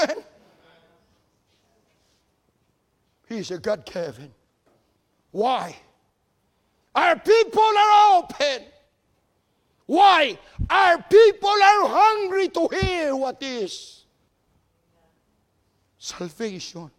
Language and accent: English; Philippines; moved away as an adult; now in United States; I'm born and raised in the Philippines